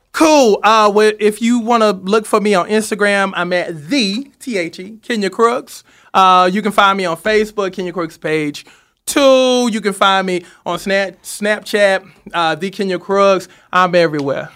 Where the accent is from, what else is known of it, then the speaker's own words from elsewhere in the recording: Seneca, South Carolina, United States; moved away; I'm from Seneca, South Ca-, South Carolina, so it's kinda like home